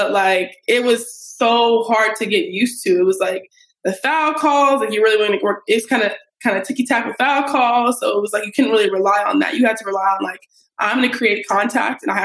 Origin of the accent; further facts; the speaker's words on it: Colorado, United States; moved away as an adult; also born or lived in California; now in Brooklyn, United States; I'm from Colorado, went to school in California.